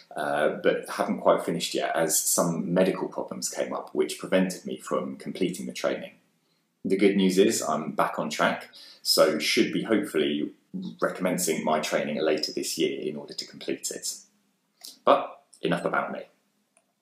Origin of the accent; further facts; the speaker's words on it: Bishop's Stortford, East of England, United Kingdom; also born or lived in London; I grew up here in Bishops Stortford